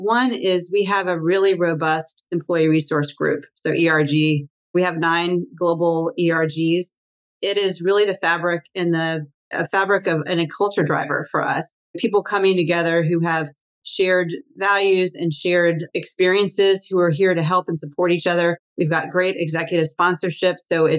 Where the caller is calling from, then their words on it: Washington, District of Columbia, United States; I'm in Washington, D.C.